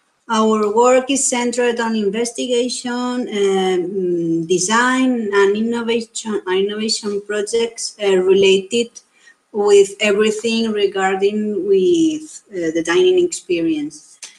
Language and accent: English; Castellón de la Plana, Valencian Community, Spain; we are from Castellón, Spain